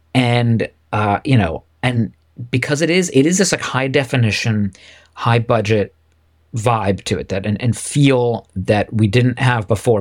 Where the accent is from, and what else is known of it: United States